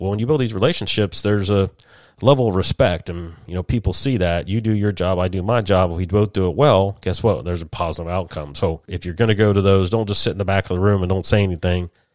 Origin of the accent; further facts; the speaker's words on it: Columbus, Ohio, United States; moved away; Columbus, Ohio, my old stomping ground. We're born and raised in Buckeye there in Central Ohio